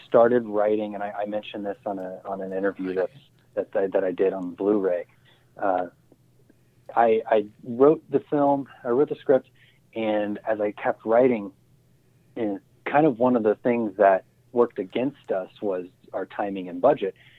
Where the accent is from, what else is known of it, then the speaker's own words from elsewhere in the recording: Ohio, United States; the area I grew up in Ohio